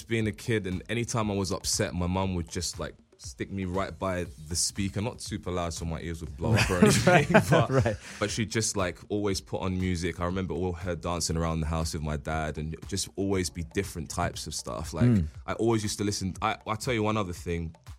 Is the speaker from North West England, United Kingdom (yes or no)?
no; London, United Kingdom; Growing up in London, I've been exposed to different types of electronic music ranging from like UK grime, garage, dubstep, house music.